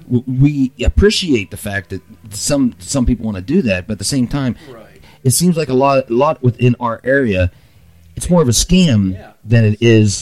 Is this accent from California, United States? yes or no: no; Pittsburgh, Pennsylvania, United States; moved away as an adult; I'm from originally from the Pittsburgh area, and I come out here in 2003